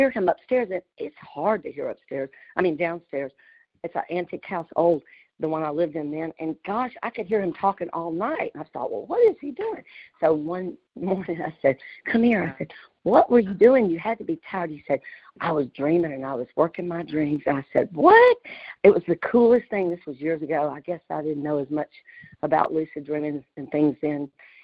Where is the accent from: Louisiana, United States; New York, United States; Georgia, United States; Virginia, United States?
Louisiana, United States; accent: country; I was raised in Louisiana